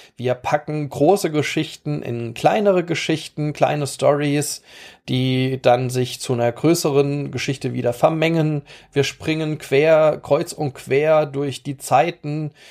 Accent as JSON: {"language": "German", "region": "Rhineland-Palatinate", "country": "Germany", "said": "bei uns in der Pfalz"}